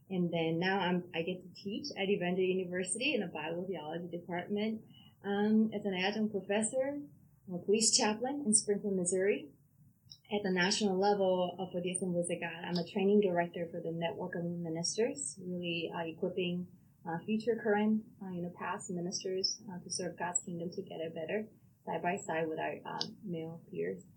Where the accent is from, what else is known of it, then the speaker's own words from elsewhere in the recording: Busan, South Korea; born there; accent: South Korean accent; English is a second language; South Korea, Busan. So I would, that's a southern part. So I used to speak with accent, South Korean accent.